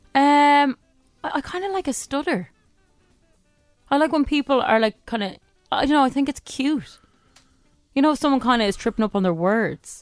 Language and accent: English; Dublin, Leinster, Ireland; I'm from Dublin three